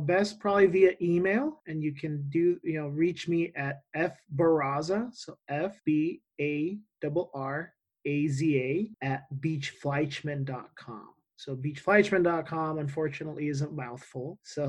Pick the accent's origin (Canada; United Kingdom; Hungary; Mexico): Mexico; first language Spanish; English is a second language; now in Tucson, United States; I'm originally from Mexico. My first language is Spanish. And, you know, I travel all the time to Mexico.